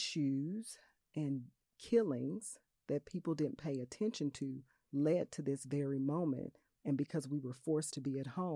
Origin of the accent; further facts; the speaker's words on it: Little Rock, Arkansas, United States; For my home state, for my way, home right? city. I am Arkansas yeah. and I am Little Rock.